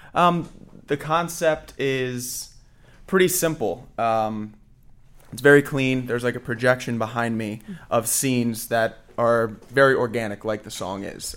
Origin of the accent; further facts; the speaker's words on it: Fort Lauderdale, Florida, United States; now in Orlando, United States; I grew up in Fort Lauderdale